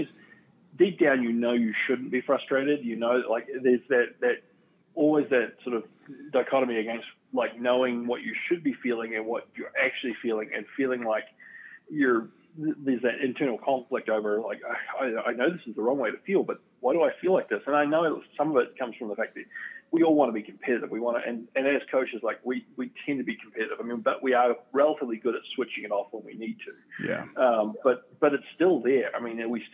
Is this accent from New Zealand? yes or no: yes; New Zealand; moved away; growing up in New Zealand